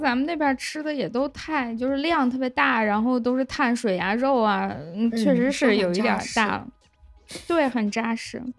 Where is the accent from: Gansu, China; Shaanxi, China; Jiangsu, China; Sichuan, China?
Gansu, China; Lanzhou; accent: Lanzhou accent (金兰腔); 我觉得我的口音还好吧，然后我的朋友们听完之后就啊，你这个金兰腔也太重了